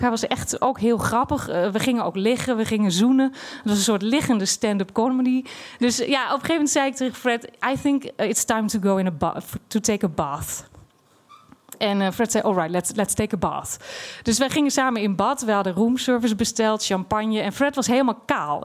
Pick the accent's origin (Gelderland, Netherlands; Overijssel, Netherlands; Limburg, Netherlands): Overijssel, Netherlands; Twente; moved away as an adult; also born or lived in Amsterdam; Ik kom uit Twente